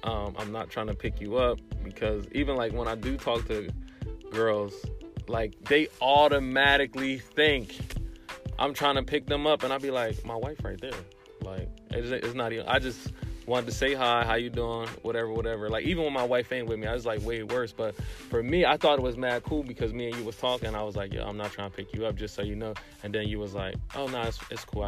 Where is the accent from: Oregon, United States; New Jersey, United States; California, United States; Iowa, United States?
New Jersey, United States; Trenton; I'm from Trenton